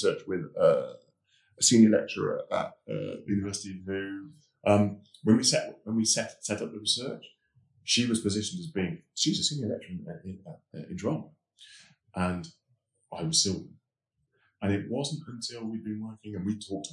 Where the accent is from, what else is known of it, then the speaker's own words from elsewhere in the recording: West Midlands, United Kingdom; growing up in the West Midlands in the 60s